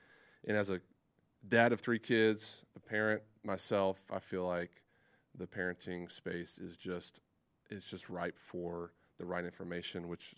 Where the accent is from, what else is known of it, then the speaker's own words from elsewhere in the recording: Amarillo, Texas, United States; Joni Smith and I, we grew up together in Amarillo.